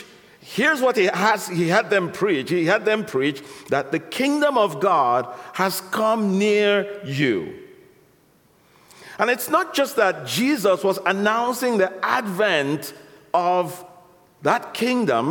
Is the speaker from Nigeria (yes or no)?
yes; Nigeria; I was born in Nigeria